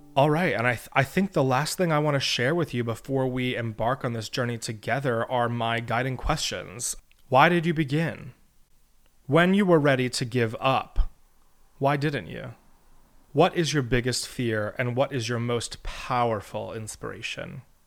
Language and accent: English; St. Petersburg, Florida, United States; also born or lived in Elon University, North Carolina; now in New York City, United States; I was born and raised in St. Petersburg, Florida